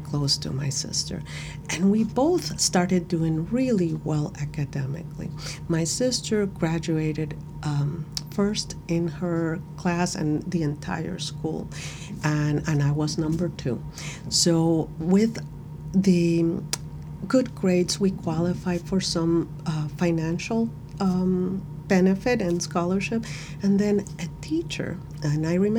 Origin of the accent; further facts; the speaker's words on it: Puerto Cortés, Cortés, Honduras; English is a second language; now in United States; I am from Puerto Cortes, Honduras. Honduras is in the center of Central America. Mm-hmm. It's a very small country. And my town where I grew up, it's in the coastal area